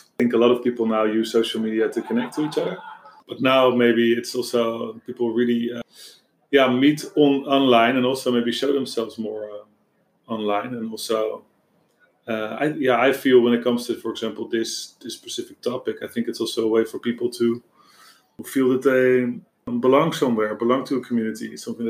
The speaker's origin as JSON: {"language": "English", "country": "Netherlands", "second_language": "English", "said": "I'm very Dutch."}